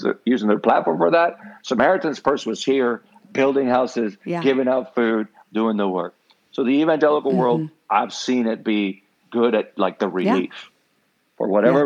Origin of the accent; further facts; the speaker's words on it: Puerto Rico; first language Spanish (Puerto Rican); English is a second language; I am from Puerto Rico. My first language is, it's not Spanish, it's Puerto Rican.